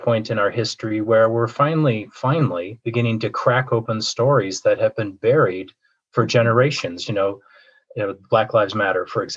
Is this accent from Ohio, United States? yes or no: no; Minnesota, United States; I grew up in Minnesota.